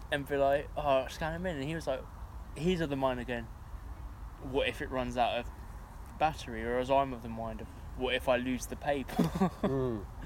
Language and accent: English; United Kingdom; I was being very British